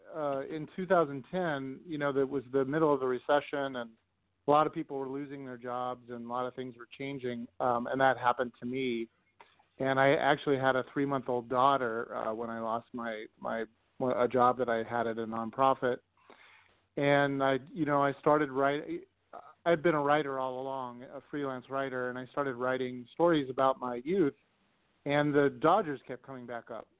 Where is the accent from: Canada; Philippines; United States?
United States; Los Angeles, California; moved away as an adult; also born or lived in Alabama; now in Minnesota, United States; growing up in Los Angeles. I lived in uh, the Los Angeles area for the first 25 years of my life